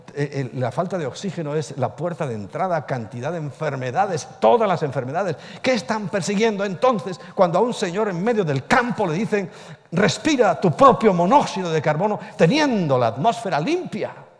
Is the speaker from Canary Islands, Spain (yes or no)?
no; Ponferrada, Castile and León, Spain; en mi tierra, yo soy de Ponferrada